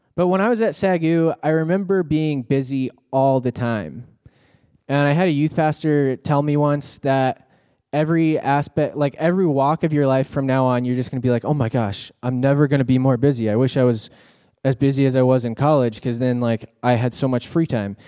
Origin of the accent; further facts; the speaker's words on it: Texas, United States; I'm from Texas